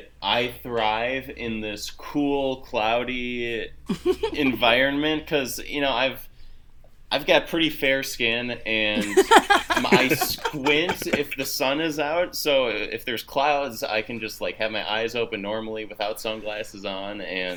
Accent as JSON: {"language": "English", "region": "Minnesota", "country": "United States", "said": "So like, you know, I'm from Minnesota and I spent, you know, my summers playing baseball in the Midwest, and you know, you got a lot of bugs."}